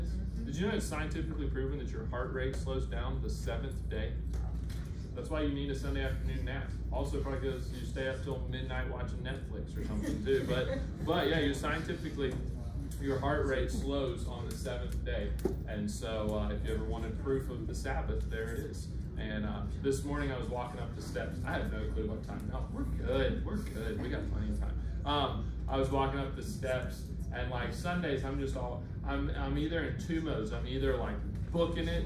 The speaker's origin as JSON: {"language": "English", "region": "the South", "country": "United States", "said": "we're from the South"}